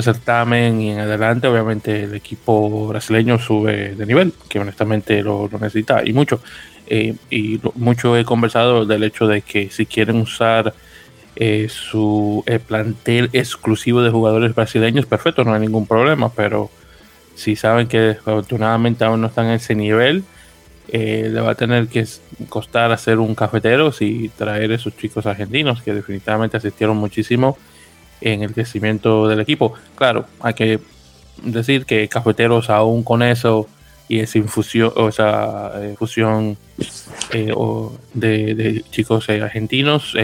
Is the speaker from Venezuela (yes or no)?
no; Santo Domingo, Dominican Republic; now in New York, United States; Santo Domingo de Guzmán, República Dominicana, radicado en la bella ciudad de Nueva York